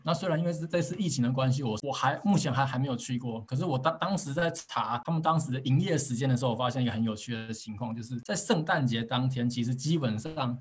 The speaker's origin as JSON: {"language": "Chinese", "country": "Taiwan", "moved": "as an adult", "lives_now": "Oulu, Finland", "said": "我们台湾人或是我们亚洲人"}